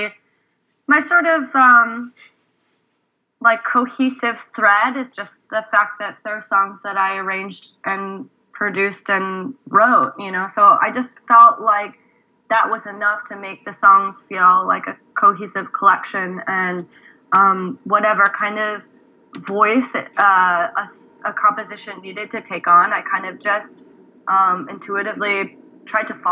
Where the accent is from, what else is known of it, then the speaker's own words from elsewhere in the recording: Oregon, United States; also born or lived in Korea; now in Philadelphia, United States; I'm from Oregon originally